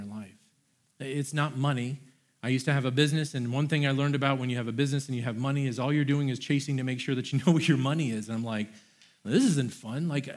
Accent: Florida, United States; I am from Florida. I had never seen snow before

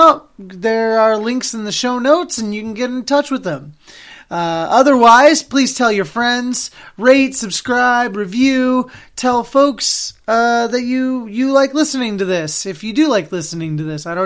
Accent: Oregon, United States; now in Boston, United States; I'm from Oregon

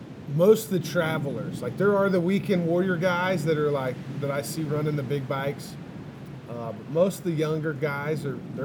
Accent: Texas, United States; I'm from Texas.

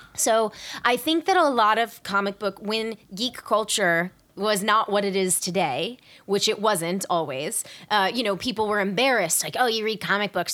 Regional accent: the South, United States; I grew up in the South and in the, in, like, the Orange County of the South, like, the suburbs

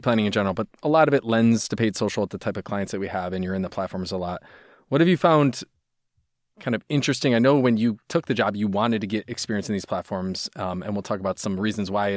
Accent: Midwest, United States; I'm from the Midwest

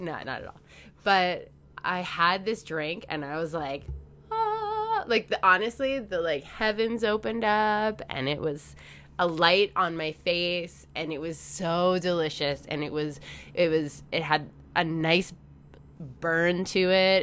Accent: Canada; I'm Canadian

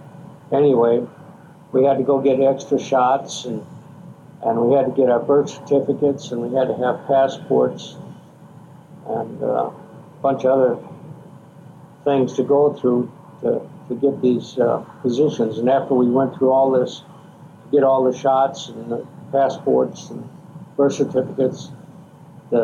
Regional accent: Minneapolis, Minnesota, United States; I was born in Minneapolis, raised in Minneapolis, South Minneapolis

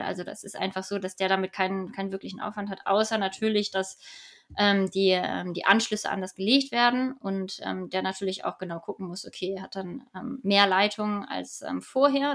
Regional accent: Hamburg, Germany; ich komme aus Hamburg

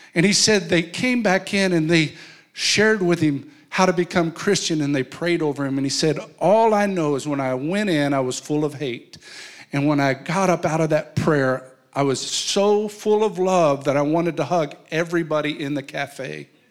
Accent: New Mexico, United States; I come from New Mexico, and in New Mexico, there's a place called Chimayo

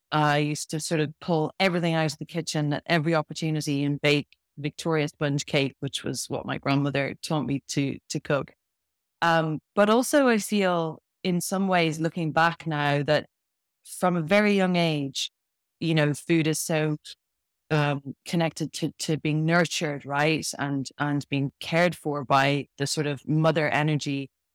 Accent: Ireland; moved away as an adult; now in Bath, United Kingdom; I'm from Ireland originally, but I live in Bath in the UK and uh, spent a lot of my a lot of my life in in the UK. I left Ireland when I was when I was 18 when I left school

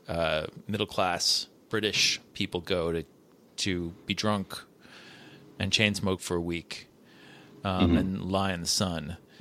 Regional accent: United States; I'm an American.

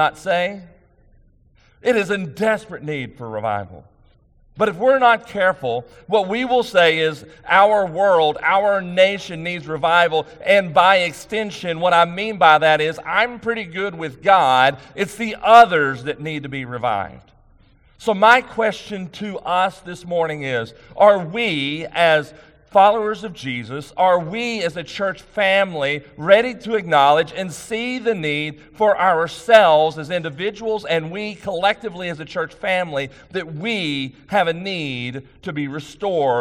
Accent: East Texas, United States; when I grew up in East Texas

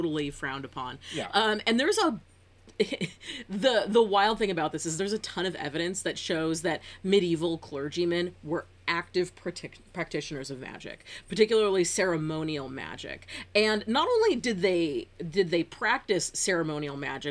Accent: Northern California, United States; as a Californian

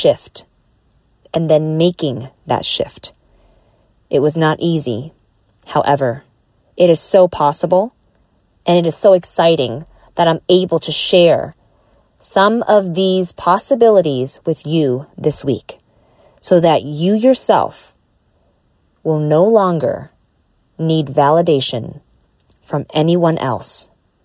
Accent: Southern California, United States; I grew up in Southern California.

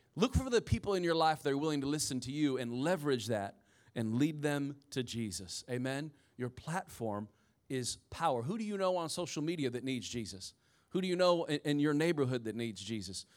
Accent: Indiana, United States; I'm from Indiana, so everybody had the Chevy S ten pickup truck

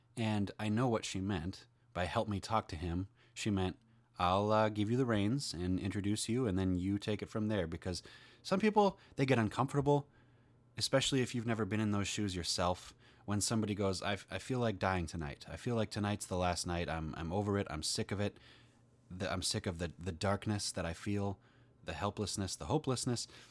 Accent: Minnesota, United States; I'm from Minnesota. That's in the United States

